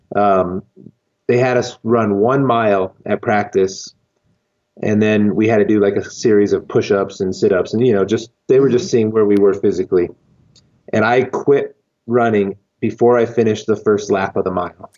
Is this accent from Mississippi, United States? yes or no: no; Lancaster, California, United States; now in Colorado Springs, United States; I grew up in California, okay. in the desert of Lancaster, California, which is Los Angeles County